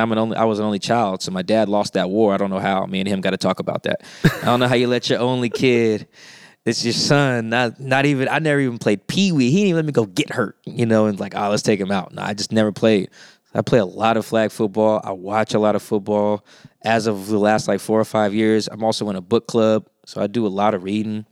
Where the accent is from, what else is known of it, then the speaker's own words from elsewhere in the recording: Seattle, Washington, United States; I'm from Seattle. I'm from South Seattle